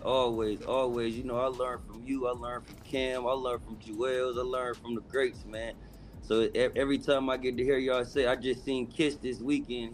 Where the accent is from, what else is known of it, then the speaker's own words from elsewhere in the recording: Bay Area, California, United States; now in Los Angeles, United States; I'm from the Bay Area